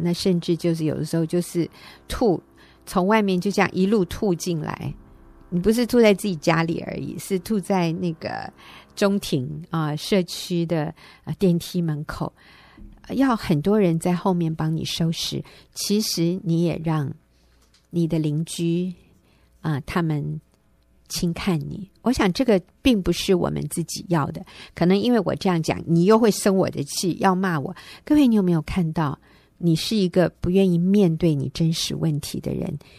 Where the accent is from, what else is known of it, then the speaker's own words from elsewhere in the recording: Taiwan; 我们台湾人就习惯说 feel